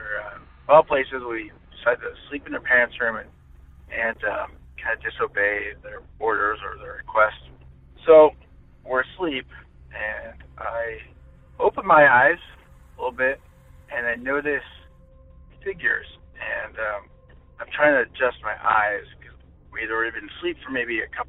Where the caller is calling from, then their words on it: Orange County, California, United States; I'm calling from Orange County, California